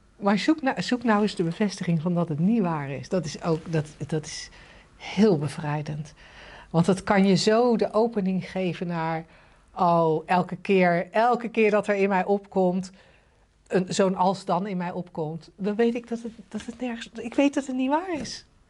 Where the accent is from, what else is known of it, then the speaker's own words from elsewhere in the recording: The Hague, South Holland, Netherlands; ik ben ooit geboren in een wijk waarvan je nu zou zeggen. Nou, die heeft het niet heel erg getroffen. Het kon slechter in Den Haag